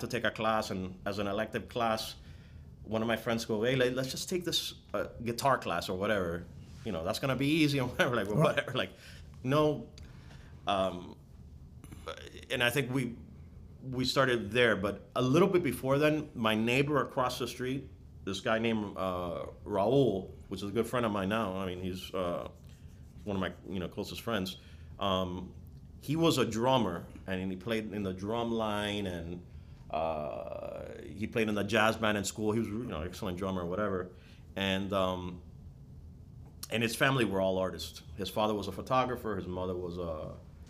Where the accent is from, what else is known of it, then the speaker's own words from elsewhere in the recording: Miami, Florida, United States; I'm from Miami